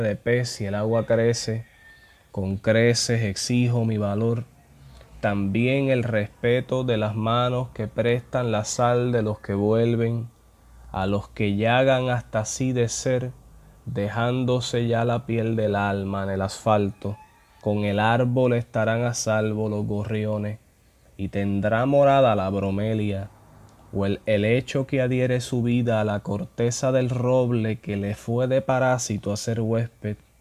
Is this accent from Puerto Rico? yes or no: yes; Puerto Rico; como puertorriqueño